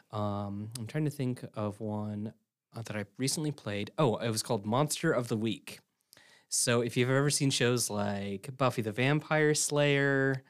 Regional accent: Illinois, United States; now in Ridgecrest, United States; So I came from Illinois, um, in the mid-, in the middle of the Midwest, Corn Belt, everything.

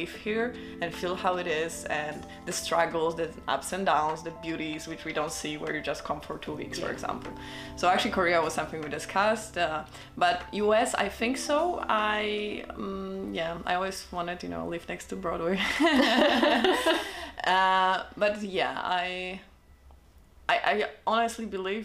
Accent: Gdańsk, Pomeranian Voivodeship, Poland; now in Vienna, Austria; in Poland, in Gdańsk, that's my hometown. That's where the memories are, that's where I grew up

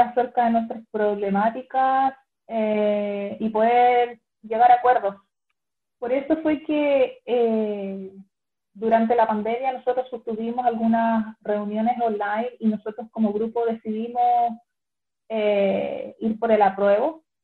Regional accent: Chile; now in Dublin, Ireland; aquí una chilena

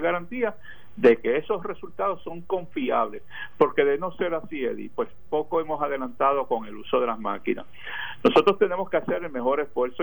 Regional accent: Ceiba, Puerto Rico; mi pueblo de Ceiba

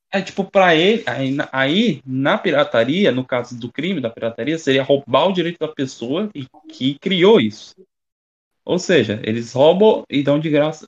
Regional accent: Rio de Janeiro, Brazil; eu sou carioca

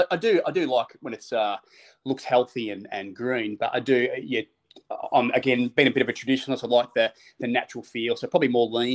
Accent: Australia; But yeah, the Sandbelt, for me, being Australian, I think most people would lean towards those bunkers and that Sandbelt style, definitely.

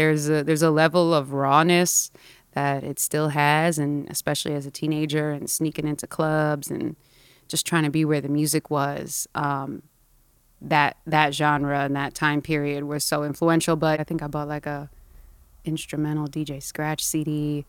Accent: Philadelphia, Pennsylvania, United States; moved away as an adult; also born or lived in Boston / New York; Born in Philly.

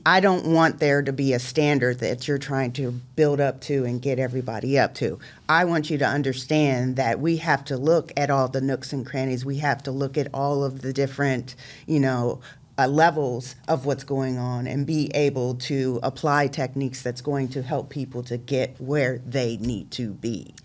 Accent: Columbus, Ohio, United States; I, too, am a, uh, Columbus City School graduate. I went to Northland High School, um, graduated out of nineteen ninety-four

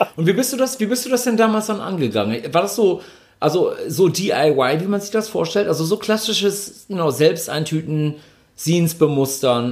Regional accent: Ibbenbüren, North Rhine-Westphalia, Germany; bei uns in Ibbenbüren, äh, beziehungsweise im Großraum, da wo wir herkamen

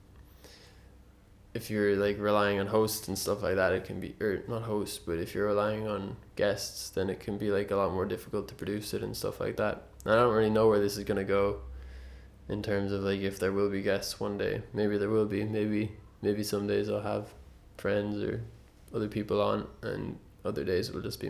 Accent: Ireland; being born and raised in Ireland

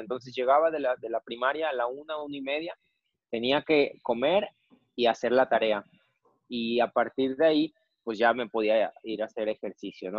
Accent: Jojutla, Morelos, Mexico; mi pueblo

